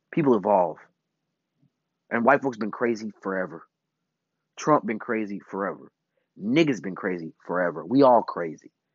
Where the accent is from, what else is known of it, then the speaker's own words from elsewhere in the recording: Chicago, Illinois, United States; I come from Chicago.